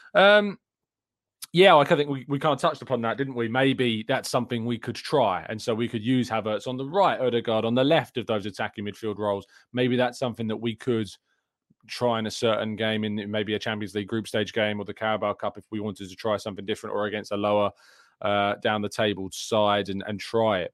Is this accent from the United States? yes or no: no; England, United Kingdom; as an English guy